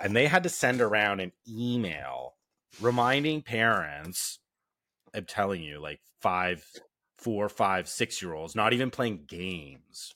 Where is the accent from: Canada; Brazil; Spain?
Canada; being Canadian